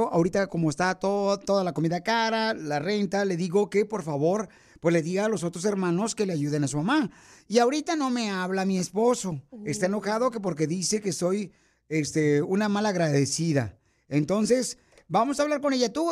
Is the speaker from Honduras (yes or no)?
no; Monterrey, Nuevo León, Mexico; Yo soy de Monterrey, Nuevo y este, yo quiero decir una cosa, señora.